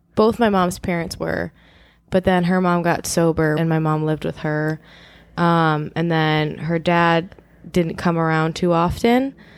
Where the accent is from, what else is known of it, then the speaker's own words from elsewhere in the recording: Chicago suburbs, Illinois, United States; also born or lived in Los Angeles; I'm from Chicagoland, Chicago suburbs, like, the northwest suburbs area.